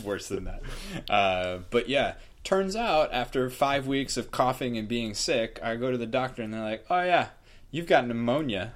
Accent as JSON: {"language": "English", "region": "New England", "country": "United States", "tie": "born or raised there", "moved": "yes", "lives_now": "California, United States", "said": "I'm from the East Coast, uh, New England area"}